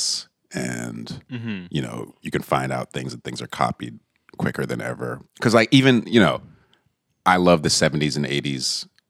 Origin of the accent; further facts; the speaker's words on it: Teaneck, New Jersey, United States; moved away as an adult; also born or lived in New York; now in Detroit, United States; I grew up in Jersey, so I was born and raised in New Jersey, Teaneck